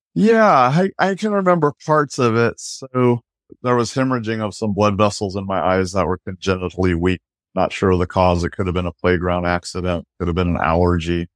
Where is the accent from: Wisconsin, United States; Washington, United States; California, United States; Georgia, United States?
Washington, United States; Aberdeen; now in Seattle, United States; I was born in Aberdeen, Washington